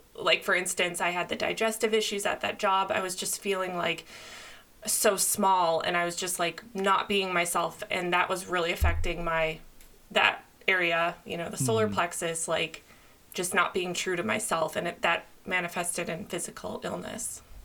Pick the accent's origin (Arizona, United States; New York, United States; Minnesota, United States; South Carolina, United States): Minnesota, United States; moved away as an adult; now in California, United States; I moved to California when I was 22. I grew up in Minnesota